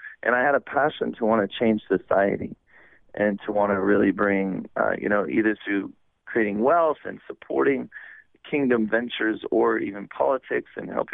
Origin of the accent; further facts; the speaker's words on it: California, United States; moved away; also born or lived in Oregon / Hawaii; I was born in California, and I was raised there on the west coast of the United States and California and then Oregon